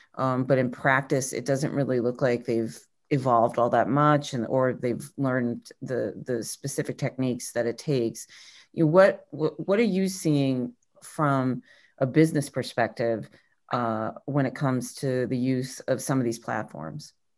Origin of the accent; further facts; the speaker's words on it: New England, United States; I'm a New England person